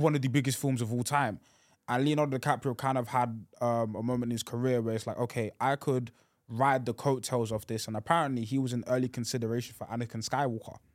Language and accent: English; United Kingdom; I'm a Brit